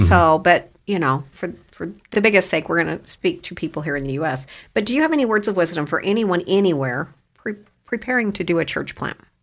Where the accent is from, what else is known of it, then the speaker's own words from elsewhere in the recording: Idaho, United States; also born or lived in Ada County, Idaho / Canyon County, Idaho; I've been here since I was two years old